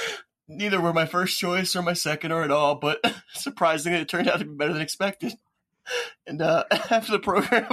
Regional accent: Baltimore, Maryland, United States; I'm from Baltimore.

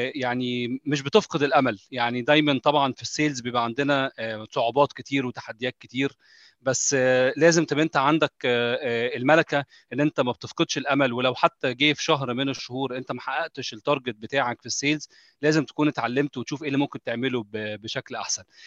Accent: Egypt; moved away; انا مصري

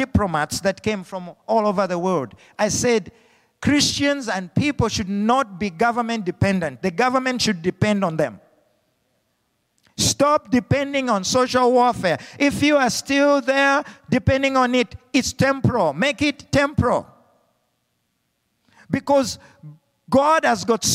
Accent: Zambia; moved away; Being brought up as a young little boy in Africa without hope

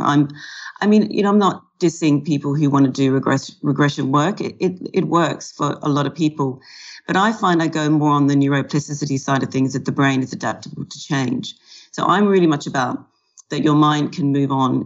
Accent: Australia; also born or lived in California / London; now in Melbourne, Australia; I'm an Australian who specializes in helping people change their relationship with food and alcohol

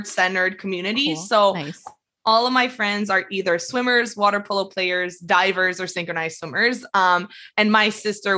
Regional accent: Quebec, Canada

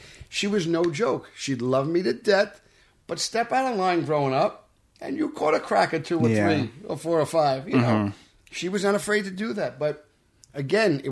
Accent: New York City, New York, United States; grew up in Brooklyn

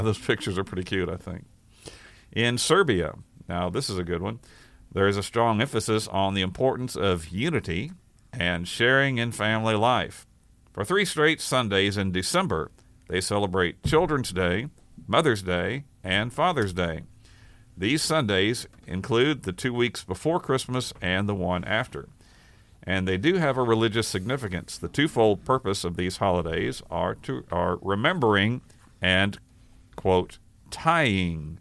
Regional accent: Kerrville, Texas, United States; she worked at the county clerk's office in my hometown of Kerrville, Texas

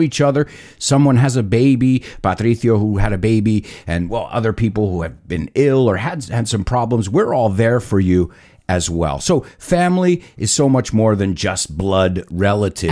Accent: United States; I was born in the United States

